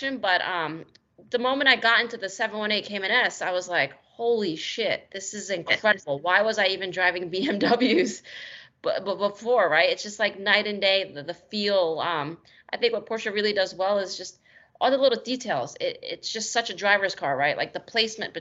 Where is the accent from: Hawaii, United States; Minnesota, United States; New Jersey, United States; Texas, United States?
New Jersey, United States; I grew up in New Jersey